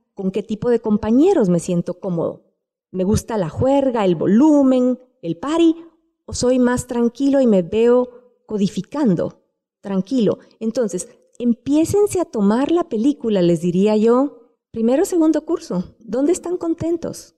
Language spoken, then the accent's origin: Spanish; Guatemala; siendo guatemaltecos